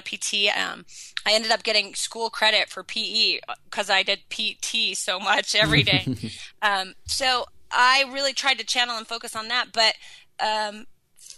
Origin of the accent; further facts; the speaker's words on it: Sun Valley, Idaho, United States; I was in Sun Valley, my hometown, on the mountain that I had grown up on.